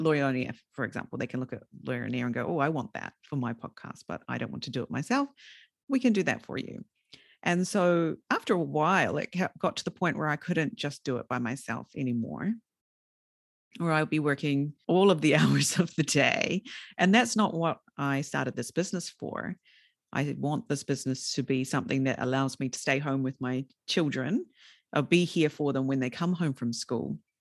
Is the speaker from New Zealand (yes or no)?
yes; New Zealand; moved away as an adult; also born or lived in Fukushima Prefecture, Japan; now in Fukushima, Japan; when I was a junior high school student, so sort of twelve, thirteen years old in a very rural area of New Zealand